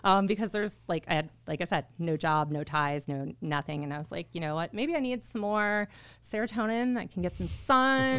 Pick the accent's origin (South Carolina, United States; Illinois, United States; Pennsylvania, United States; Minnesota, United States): Illinois, United States; Orland Park; moved away as an adult; also born or lived in Chicago, Illinois; now in Arizona, United States; I'm from Orland Park, Illinois